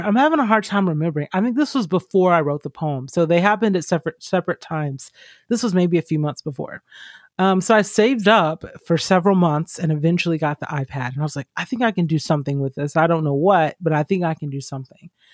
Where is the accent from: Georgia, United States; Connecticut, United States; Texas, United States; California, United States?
Georgia, United States; I grew up in Georgia